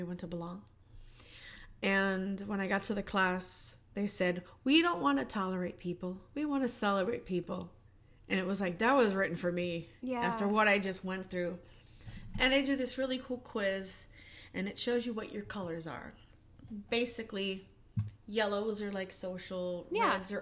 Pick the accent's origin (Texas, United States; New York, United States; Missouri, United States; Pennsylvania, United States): New York, United States; growing up in New York and then moving on to an abusive marriage